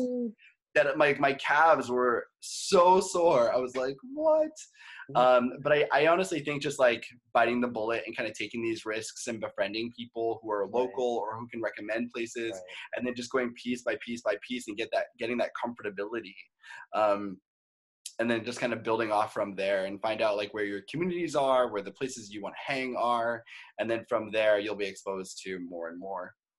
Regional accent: Maine, United States; moved away as an adult; now in Los Angeles, United States; I'm originally from Maine

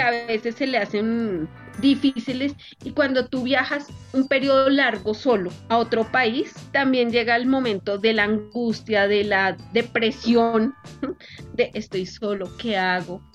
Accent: Colombia; soy colombiana

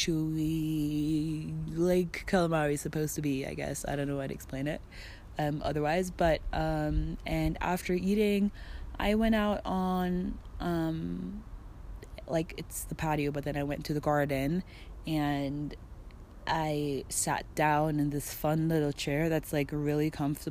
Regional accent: Germany; now in Mexico; I'm from Germany.

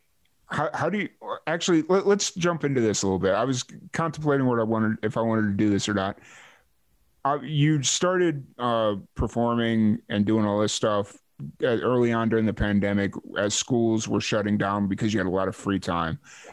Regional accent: Chicago, Illinois, United States; now in Texas, United States; I grew up in Chicago, and I remember I lived on the south, or my family and I lived on

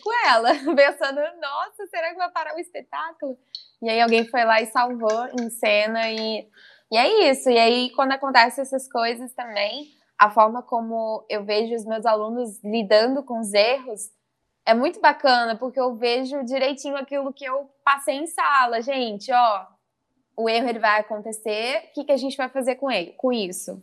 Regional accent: South Fluminense, interior of Rio de Janeiro, Brazil; accent: mineiro-influenced, not carioca; now in Brusque, Brazil; aonde eu uhum. morava era sul fluminense, que se falava, né? Porque era o interior do Rio, perto uhum. de Minas ali. Então a gente também tinha muita influência do sotaque mineiro

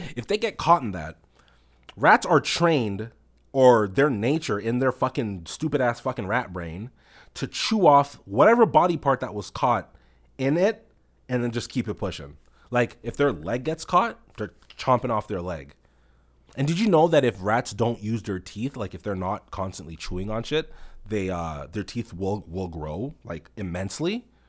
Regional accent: Toronto, Ontario, Canada; I'm a Rex man, you know, like I'm from the Rex

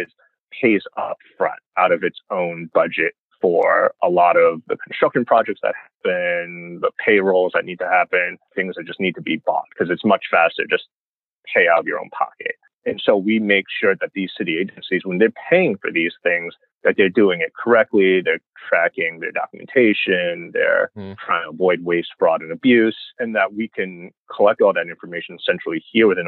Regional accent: New York City, New York, United States; also born or lived in Baldwin, Nassau County, Long Island, New York / Albany, New York; I was born in Flushing, Queens, you know, got a rep Queens to Taiwanese immigrants

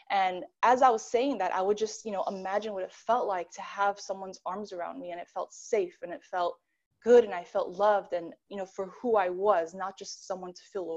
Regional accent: New York, United States; now in Los Angeles, United States; I'm from New York

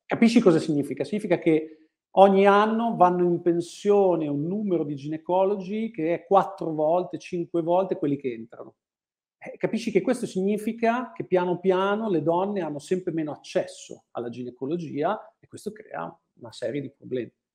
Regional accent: Bologna, Emilia-Romagna, Italy; moved away as an adult; now in Milan, Italy; quando sono tornato a Bologna, la mia città natale

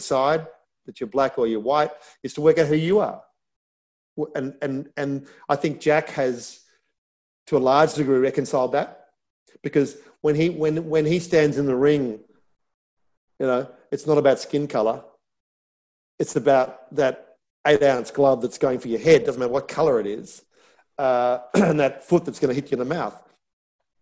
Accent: Australia; growing up in Australia, Anglo-Saxon background, white skin

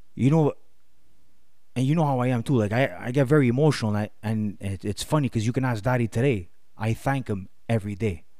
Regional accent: Montreal, Quebec, Canada; I grew up in Villemard with, uh, no, no, no, no, my grandparents.

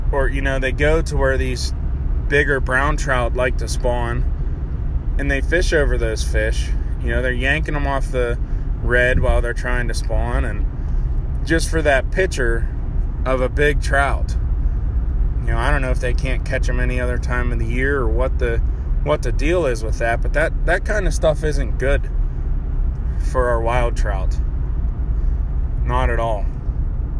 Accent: Pennsylvania, United States; my home state of Pennsylvania

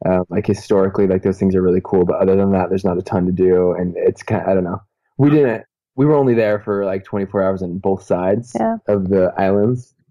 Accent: California, United States; moved away as an adult; also born or lived in Utah; I'm from California

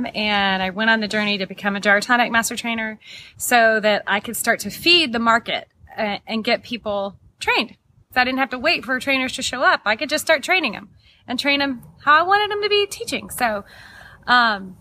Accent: Texas, United States; moved away as an adult; also born or lived in Sonoma, California; I'm originally from Texas

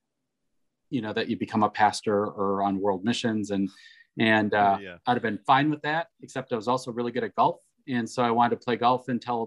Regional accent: Wisconsin, United States; I was able to work for my home state in Wisconsin on welfare reform.

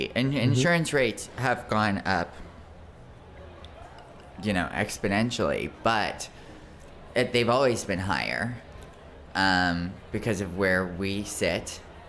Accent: Orlando, Florida, United States; now in Miami, United States; I'm from Orlando.

